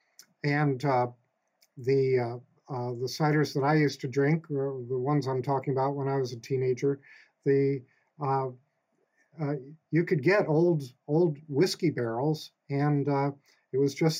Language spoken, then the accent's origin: English; West Brookfield, Massachusetts, United States; I grew up here in Westbrookfield, and I used to work on a dairy farm in the summers